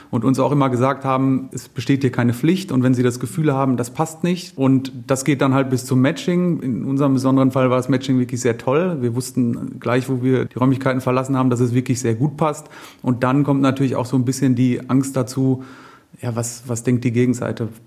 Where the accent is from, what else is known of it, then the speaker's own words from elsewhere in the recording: North Rhine-Westphalia, Germany; now in Munich, Germany; Wir kommen nicht aus München, wir kommen aus dem, also ich aus dem Münsterland, Jennifer aus dem Ruhrgebiet.